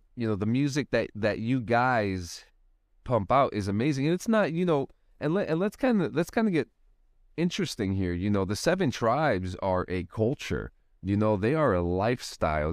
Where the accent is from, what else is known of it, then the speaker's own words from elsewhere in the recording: Union City, New Jersey, United States; moved away as an adult; I grew up in Union City myself I grew up there for a long long time and I didn't even get out of there until I didn't even get out of Hudson County until in my 20s